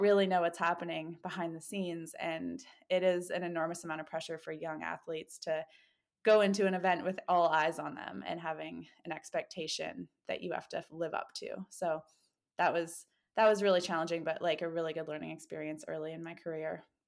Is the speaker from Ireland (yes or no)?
no; Canada; born or raised there; now in Bend, United States